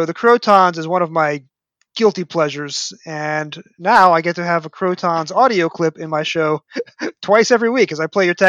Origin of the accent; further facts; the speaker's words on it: New York, United States; growing up in New York.